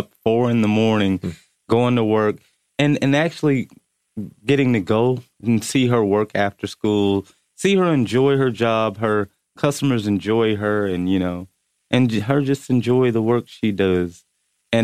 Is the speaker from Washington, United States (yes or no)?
no; Columbia, South Carolina, United States; you know, I was born and raised in Columbia, South Carolina, good old South, you know, Southern hospitality.